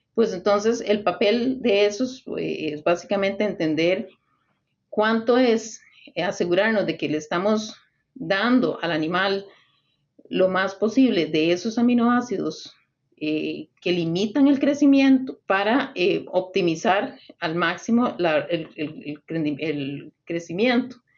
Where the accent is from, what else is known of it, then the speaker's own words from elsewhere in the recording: Costa Rica; soy originaria de Costa Rica